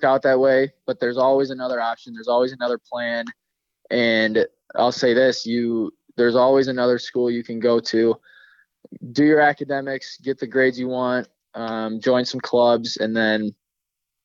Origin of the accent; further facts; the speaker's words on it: Madison, Wisconsin, United States; moved away as an adult; now in Minneapolis, United States; I lived here till I was about six, and, you know, me and my dad, me and my brother, we would come down to the university